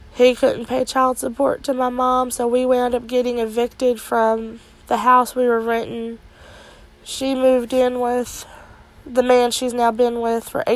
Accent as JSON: {"language": "English", "town": "Altavista", "region": "Virginia", "country": "United States", "said": "I am from Alta Vista, Virginia"}